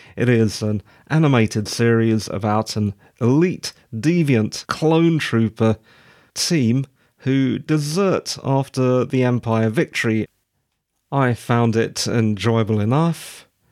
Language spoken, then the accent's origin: English; United Kingdom; Being a Brit